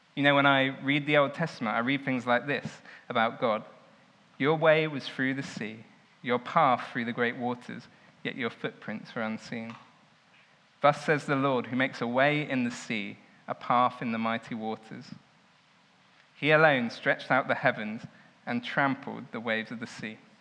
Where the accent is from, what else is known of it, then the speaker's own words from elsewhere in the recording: Southampton, South East England, United Kingdom; I grew up in Southampton